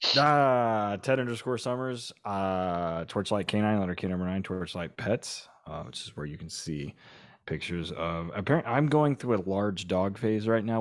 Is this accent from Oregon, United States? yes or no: no; Oklahoma, United States; I'm from Oklahoma